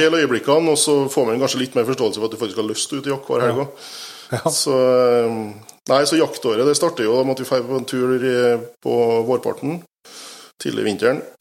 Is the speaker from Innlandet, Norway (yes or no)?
no; Steinkjer, Trøndelag, Norway; now in Bratsberg, Norway; Jeg kommer jo innentil, jeg er fra Steinkjer